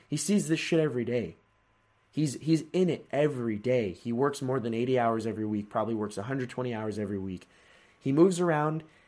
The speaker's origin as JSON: {"language": "English", "region": "California", "country": "United States", "tie": "born or raised there", "said": "I was born in California."}